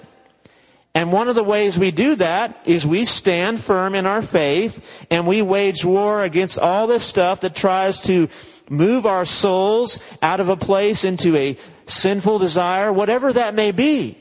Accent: United States; now in West Texas, United States; American Christians

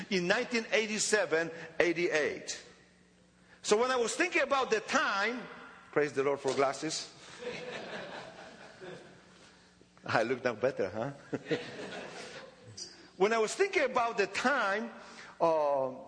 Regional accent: Poland; English is a second language; I was born in Poland, 28th of December, 1961, in Poland.

